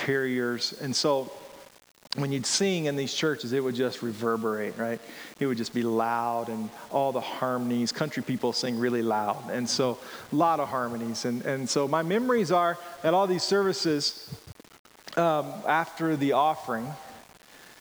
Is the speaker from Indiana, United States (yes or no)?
no; rural Georgia, United States; I grew up in Georgia, rural Georgia